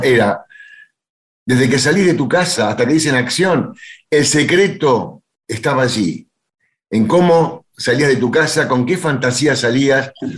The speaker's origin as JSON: {"language": "Spanish", "region": "Buenos Aires", "country": "Argentina", "tie": "born or raised there", "said": "yo me crié en Villaluro y iba a bailar a Remo Mejía"}